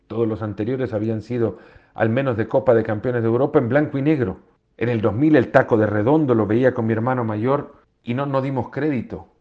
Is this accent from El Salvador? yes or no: yes; El Salvador; moved away; Crecí en un país, en El Salvador